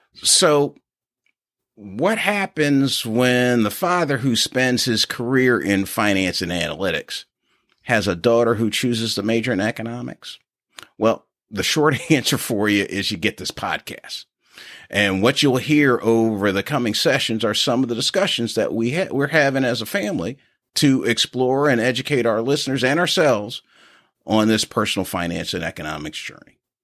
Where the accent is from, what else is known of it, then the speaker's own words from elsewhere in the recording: Philadelphia, Pennsylvania, United States; now in Memphis, United States; I grew up in Philadelphia, Pennsylvania, and now reside in the Memphis area